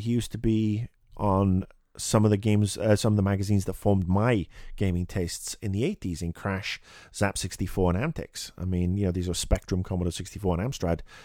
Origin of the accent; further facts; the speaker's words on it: United Kingdom; As a Brit coming home from school